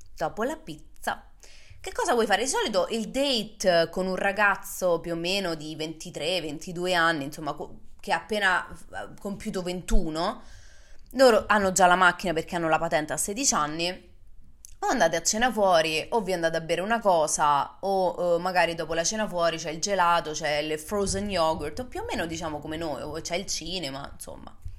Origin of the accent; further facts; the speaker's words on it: Rome, Lazio, Italy; moved away as an adult; also born or lived in United States; io sono nata e cresciuta a Roma